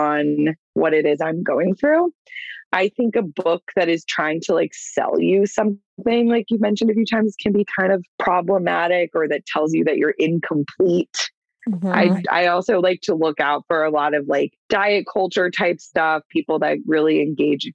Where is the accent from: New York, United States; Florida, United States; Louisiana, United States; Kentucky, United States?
Florida, United States; Clearwater; I'm from Clearwater, born and raised.